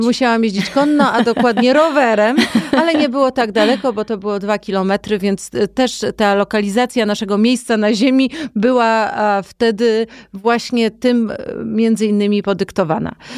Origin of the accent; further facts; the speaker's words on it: Poland; also born or lived in Warsaw; ja wychowywałam się na wsi